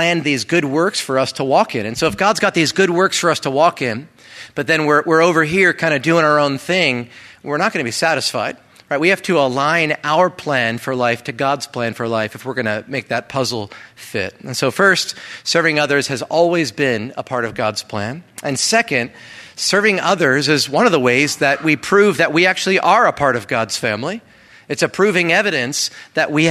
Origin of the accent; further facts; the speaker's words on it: East Coast, United States; moved away; I come from the East Coast